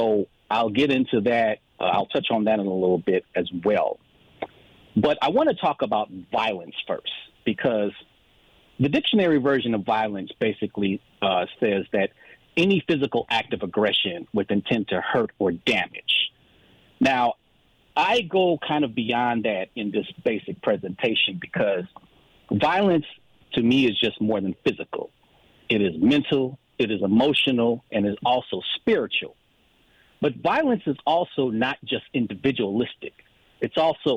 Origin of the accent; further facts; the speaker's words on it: Chicago, Illinois, United States; I grew up in Chicago in a neighborhood called Morgan Park